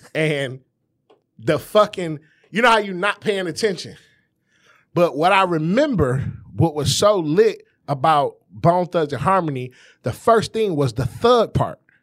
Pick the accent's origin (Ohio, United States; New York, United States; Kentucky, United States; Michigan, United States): Michigan, United States; Detroit; born or raised there